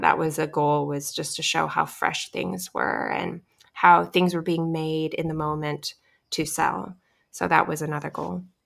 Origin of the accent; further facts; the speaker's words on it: Alaska, United States; now in Hawaii, United States; I grew up in Alaska